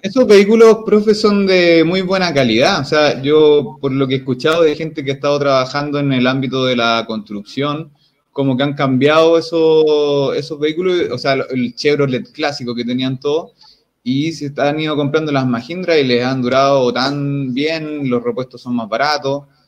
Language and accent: Spanish; Chile; Para nosotros como, como territorio chileno